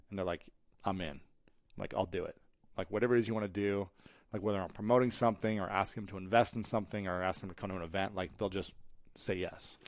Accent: United States; I grew up in America

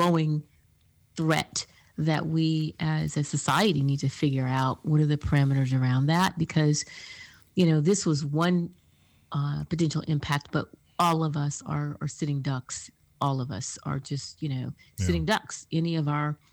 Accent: Dallas, Texas, United States; almost exact scenario that you're describing here is what I grew up with in Dallas

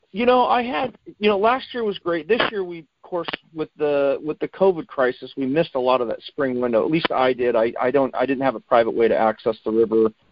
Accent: Boring, Oregon, United States; as a kid, I grew up in Boring, Oregon.

